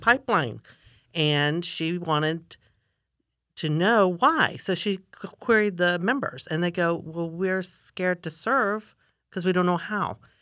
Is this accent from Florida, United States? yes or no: yes; Florida, United States; also born or lived in Gainesville / Sarasota / Lakeland; I'm a fifth generation Florida Cracker